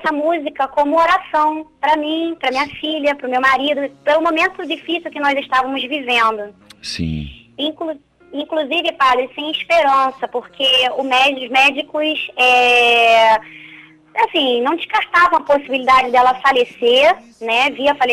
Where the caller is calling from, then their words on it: Rio de Janeiro, Brazil; Eu sou do Rio de Janeiro e escuto pela Rádio Catedral FM.